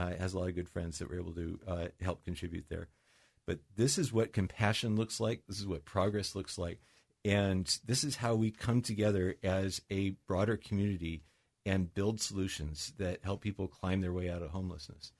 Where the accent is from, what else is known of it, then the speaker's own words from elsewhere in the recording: Mercer Island, Washington, United States; also born or lived in Seattle; I grew up in, uh, here on Mercer Island, as you know, I was born in Seattle